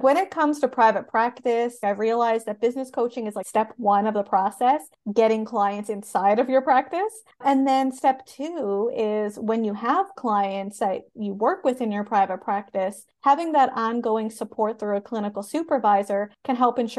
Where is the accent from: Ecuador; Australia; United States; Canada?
Canada; I am a Canadian social worker